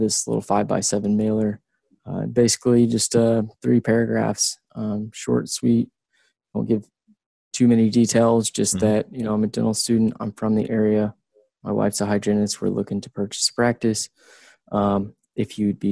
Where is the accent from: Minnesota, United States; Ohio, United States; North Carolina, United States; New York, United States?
Ohio, United States; Southern; moved away; I'm from a small town, Southern Ohio